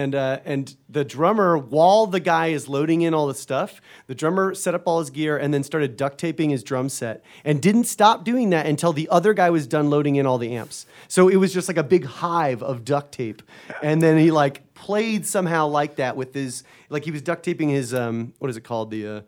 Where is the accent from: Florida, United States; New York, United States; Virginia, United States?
Florida, United States; I'm from Florida